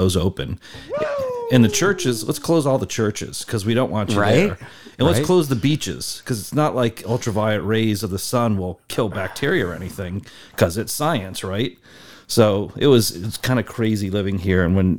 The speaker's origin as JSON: {"language": "English", "region": "Connecticut", "country": "United States", "tie": "born or raised there", "also_born_or_lived": "Massachusetts", "said": "I was born just outside of Boston. Ooh. Grew up in Connecticut, did my undergraduate in Boston, came to California back in 1990."}